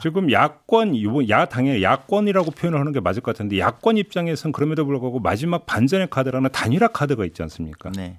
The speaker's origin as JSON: {"language": "Korean", "region": "Chungcheong", "country": "South Korea", "tie": "born or raised there", "also_born_or_lived": "Seoul", "moved": "yes", "said": "제가 충청도 출신인데"}